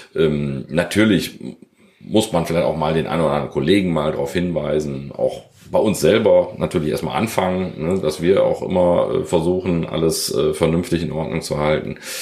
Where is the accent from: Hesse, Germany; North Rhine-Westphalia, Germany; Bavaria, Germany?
North Rhine-Westphalia, Germany; Krefeld; geboren in Krefeld, Vater zweier Kinder, die äh, neun und zwölf sind und äh, verheiratet seit 13 Jahren. Ja, und sehr glücklich in Krefeld.